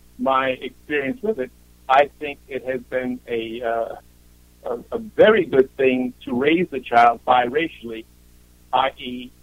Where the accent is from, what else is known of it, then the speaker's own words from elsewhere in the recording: Bronx, New York, United States; also born or lived in Europe; For me, it was growing up in Europe for the years that I was there, and what a wonderful experience it was to get out of the Bronx and then to thrive based on that when I came back to the United States.